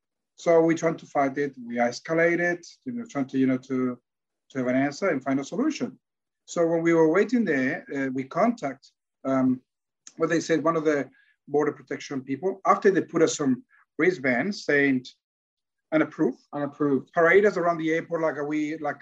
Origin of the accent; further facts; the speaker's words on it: Australia; I come from Victoria, I come from the North Territory, but we're Australians.